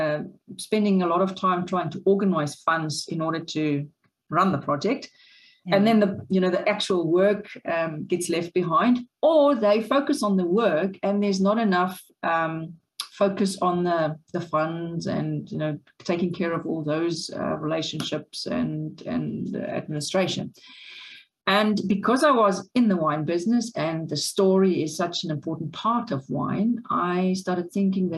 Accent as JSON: {"language": "English", "town": "Paarl", "region": "Western Cape", "country": "South Africa", "tie": "born or raised there", "said": "I grew up in Paarl, so it was in the winelands."}